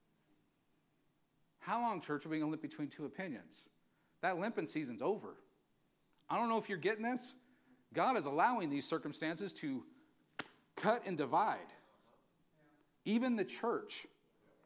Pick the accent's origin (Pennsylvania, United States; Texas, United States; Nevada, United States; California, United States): California, United States; Valley Springs; I'm from Valley Springs. Went to church in Burson